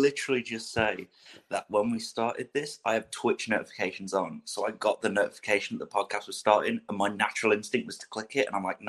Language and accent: English; Leicester, East Midlands, United Kingdom; I am only 19. I am from Leicester, England.